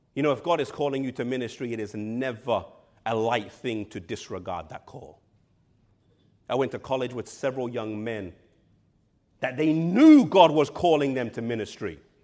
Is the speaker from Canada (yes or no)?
no; England, United Kingdom; I'm from England